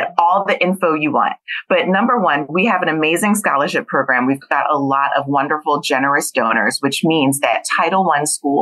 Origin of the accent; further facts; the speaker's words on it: Philadelphia, Pennsylvania, United States; I was born and raised in Philadelphia